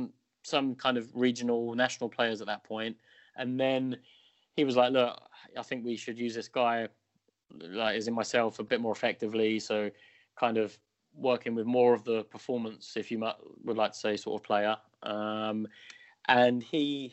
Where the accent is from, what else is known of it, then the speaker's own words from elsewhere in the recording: United Kingdom; being British